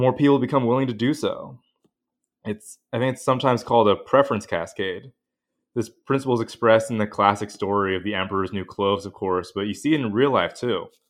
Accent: Pacific Northwest, United States; moved away as an adult; now in New Haven, United States; I grew up in the Northwest

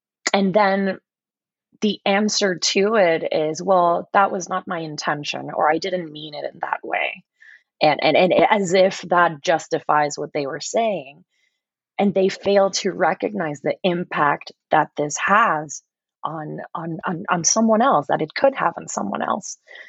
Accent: Puerto Rico; accent: Puerto Rican; somebody mentioned how they didn't notice my Puerto Rican accent.

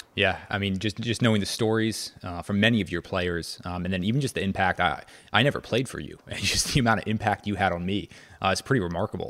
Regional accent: just outside of Princeton, New Jersey, United States; also born or lived in North Carolina; I grew up just outside of Princeton

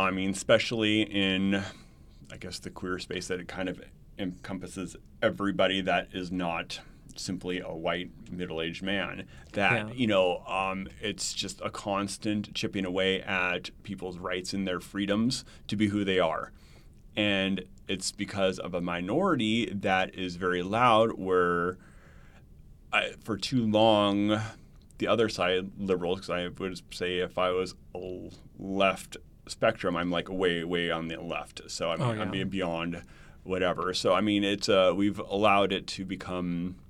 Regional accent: Montana, United States; now in Arizona, United States; So I was in Montana. So I grew up in Montana.

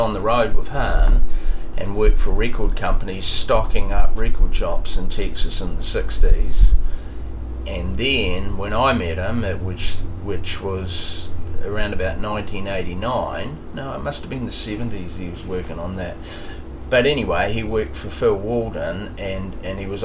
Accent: Dunedin, Otago, New Zealand; when I was a kid growing up in Dunedin

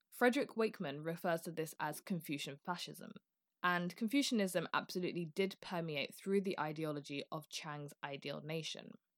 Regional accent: United Kingdom; I'm British

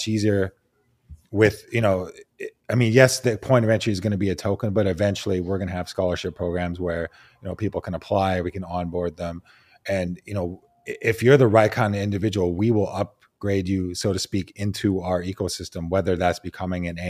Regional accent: Vancouver, British Columbia, Canada; I grew up in Vancouver, Canada

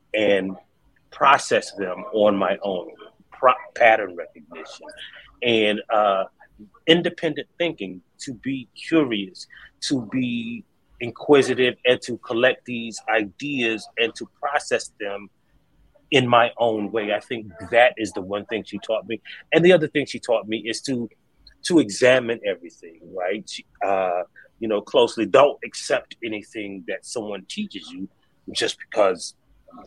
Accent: Hartsville, South Carolina, United States; I was born and raised in South Carolina, a little town called Hartsville, South Carolina.

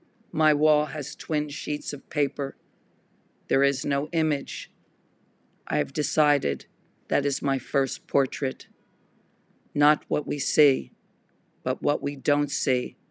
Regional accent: United States; I am an American artist

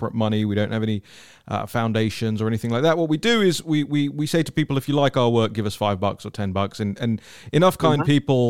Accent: London, United Kingdom; I'm a Londoner, as many people know, and I grew up in a, you know, in a city that has that same, you know, that same dynamic

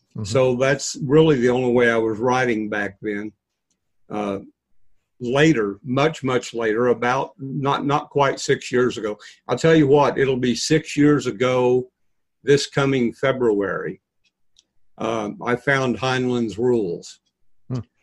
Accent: New Mexico, United States; moved away; also born or lived in Texas / Arizona; I was born in New Mexico, seasoned in Texas, and baked in Arizona

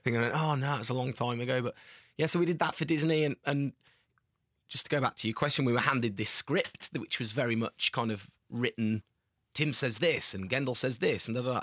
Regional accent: Tamworth, West Midlands, United Kingdom; we're from Tamworth

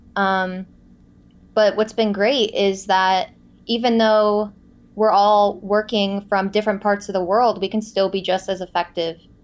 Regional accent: Boca Raton, Florida, United States; moved away as an adult; also born or lived in Los Angeles; my hometown of Boca Raton, Florida

